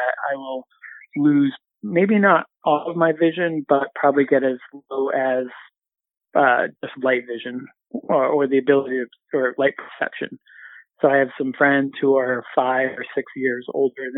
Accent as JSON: {"language": "English", "region": "Southern Maine", "country": "United States", "tie": "born or raised there", "also_born_or_lived": "Central Massachusetts / Boston area", "moved": "as an adult", "lives_now": "Boston, United States", "said": "I was born in Central Mass, but moved to Maine when I was 8. So Southern Maine, kind of coastal inland town, and lived there all the way until I went to college"}